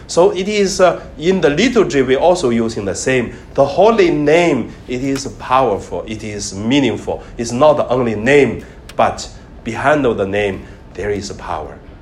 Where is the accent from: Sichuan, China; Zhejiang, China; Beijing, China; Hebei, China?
Hebei, China; now in Hong Kong; I studied in elementary in my hometown. In Hong Kong, you never seen this, but in mainland China, in northern part of China, in Hebei province